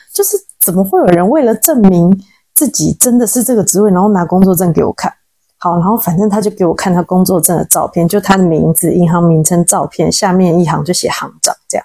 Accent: Taiwan; now in Sichuan, China; 我们台湾人就是很有礼貌，不喜欢让别人等。

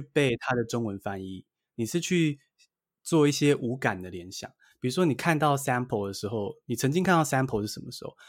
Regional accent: Taiwan; 我还是偏向在台湾土生土长学英文的

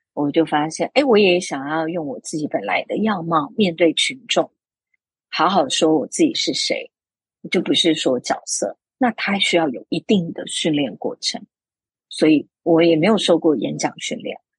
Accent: Taiwan; 作为一个台湾人，然后飞过去北京，去跟北京系统训练出来的舞台剧演员做一个交流

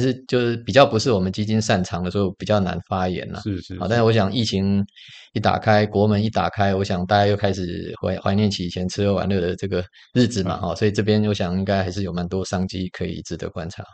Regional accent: Taiwan; 我们台湾人很喜欢创业啊

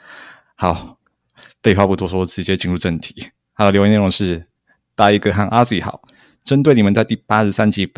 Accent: Tainan, Taiwan; 我这个土生土长的台南东区人会去，而且小时候还很爱去。

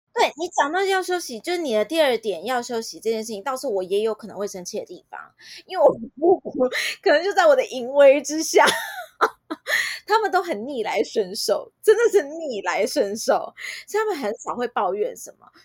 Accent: Taiwan; 因为台湾真的是全世界相对安全的地方，就我们的治安真的老实说算是蛮不错的

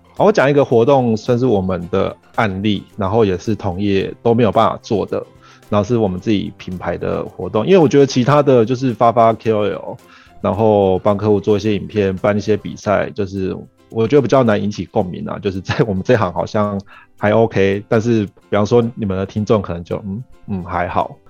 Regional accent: Argentina; now in Taiwan; 我是在阿根廷长大的，然后我们家也都是一直是做跟创业或者是做生意相关的

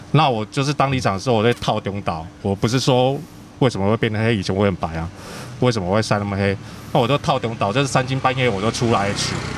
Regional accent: Kaohsiung, Taiwan; also born or lived in Tainan; 我是高雄人，但我是台南出生的啊，其实也算，嗯。算台南人啊，但是高雄长大的

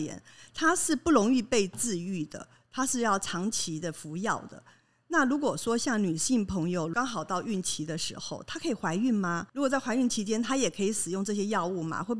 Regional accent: Taiwan; born there; 哦，我觉得我们生在台湾真的太棒了

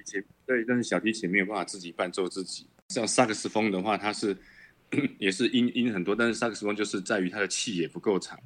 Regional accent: Chiayi, Taiwan; 我是嘉义人

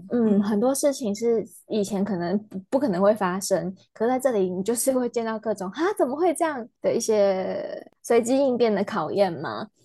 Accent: Pingtung County, Taiwan; also born or lived in Changhua / Taipei; now in Lanyu, Taiwan; 我是从在屏东长大的彰化人，但是后来在台北生活工，跟工作比较长的时间，目前是移居到东部来居住。

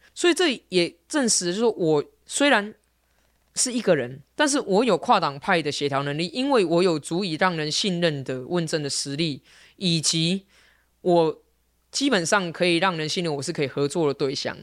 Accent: Taipei, Taiwan; 我从小在文山区出生长大，所以我在大安文山区选议员对我来说很自然，因为这就是我的家

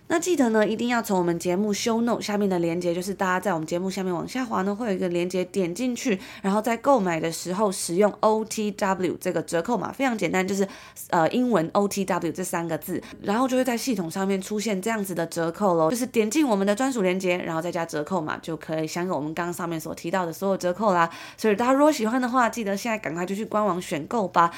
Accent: Taiwan; 从小在台湾长大

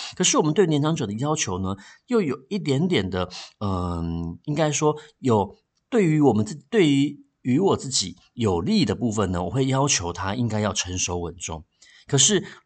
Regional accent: Taiwan; 我们台湾话里面呢，有一句话叫做，呃，“老大郎拎阿醒哦。”

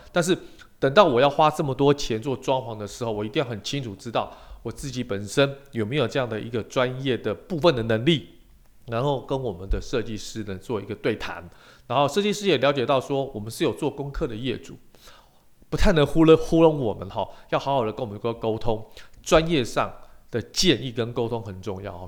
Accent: Taiwan; 我们台湾人很喜欢泡茶

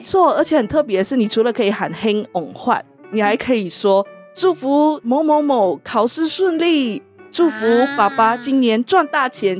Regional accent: Klang, Selangor, Malaysia; now in Taiwan; 我来自一个小城市，叫做巴生，它是在吉隆坡的旁边的一个小城市

